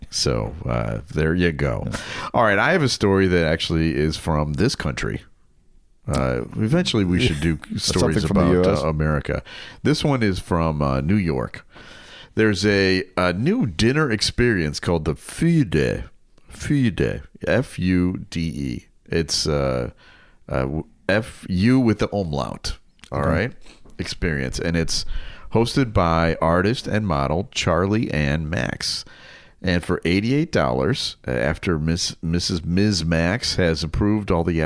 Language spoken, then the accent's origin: English; Germany; moved away; I grew up in Germany